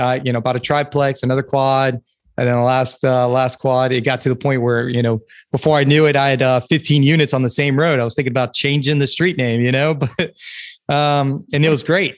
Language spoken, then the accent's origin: English; South Carolina, United States; now in Fort Bragg, United States; I'm from South Carolina